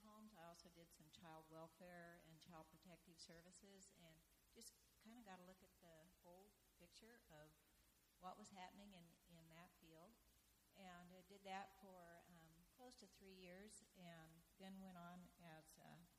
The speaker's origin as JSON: {"language": "English", "region": "Kansas", "country": "United States", "also_born_or_lived": "Portland, Oregon", "moved": "as an adult", "said": "I'm from Kansas, and we talk slow there"}